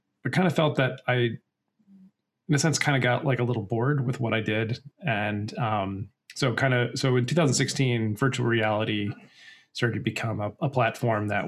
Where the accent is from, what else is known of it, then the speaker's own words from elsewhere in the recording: Michigan, United States; moved away; also born or lived in Colorado / Chicago; I'm from Michigan originally